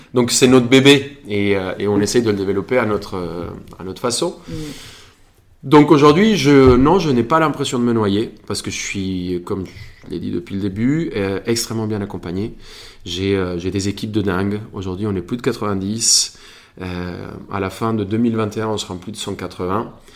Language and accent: French; Colombia; moved away as an adult; now in Paris, France; quand je suis parti de Colombie